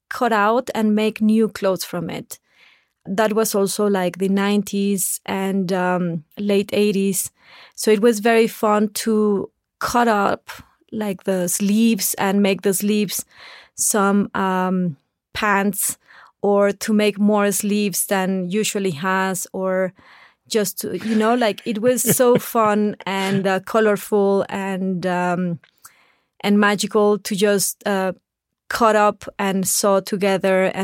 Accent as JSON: {"language": "English", "town": "Saltillo", "region": "Coahuila", "country": "Mexico", "tie": "born or raised there", "second_language": "English", "said": "I was born in Saltillo, Coahuila, that is the border with Texas, and my family still now we enjoy very much to cross the border"}